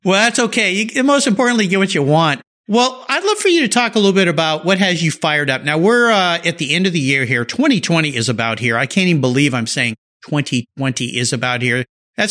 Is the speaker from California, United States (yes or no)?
yes; San Diego, California, United States; also born or lived in Del Mar, California; I grew up down there in Southern California, in La Jolla, California, just south of Del Mar